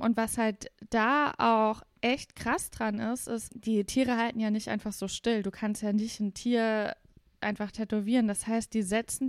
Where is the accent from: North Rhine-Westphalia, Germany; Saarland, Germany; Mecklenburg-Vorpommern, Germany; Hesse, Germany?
Saarland, Germany; accent: Saarländisch Platt; wir sagen zu unserem Dialekt auch platt.